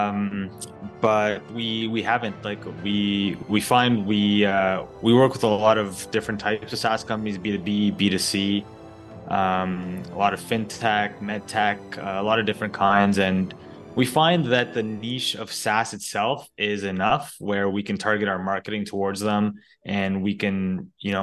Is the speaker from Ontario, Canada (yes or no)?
yes; Ottawa, Ontario, Canada; moved away as an adult; also born or lived in Monterrey, Mexico; now in Montreal, Canada; I actually grew up in Ottawa, Omar. So born and raised in Ottawa, lived there most of my life from like 0 to 30